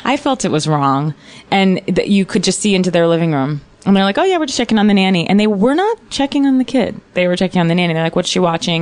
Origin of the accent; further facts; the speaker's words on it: Virginia, United States; I grew up in Virginia